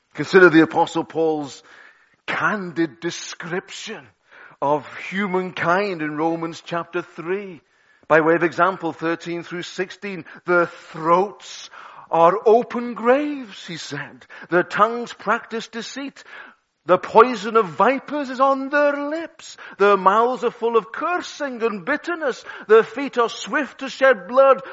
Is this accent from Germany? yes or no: no; Liverpool, North West England, United Kingdom; I'm a Scouser